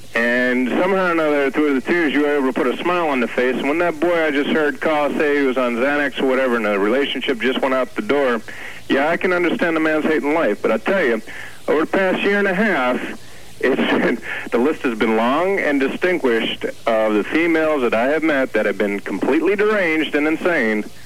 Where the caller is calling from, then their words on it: New Jersey, United States; we're calling here from New Jersey.